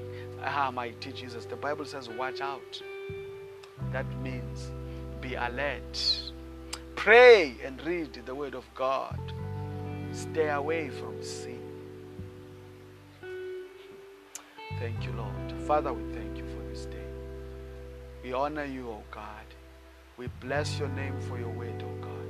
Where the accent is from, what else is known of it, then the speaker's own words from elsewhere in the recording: South Africa; I come from South Africa